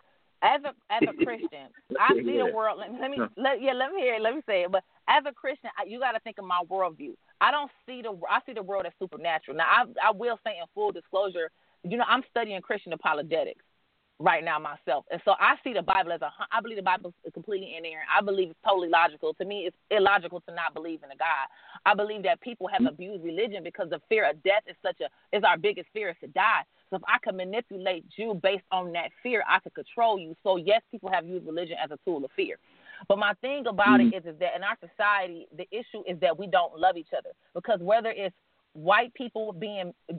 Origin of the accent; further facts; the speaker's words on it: Detroit, Michigan, United States; I'm from Detroit